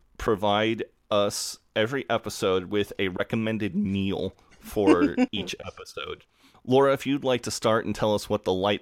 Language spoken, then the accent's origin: English; United States; As an American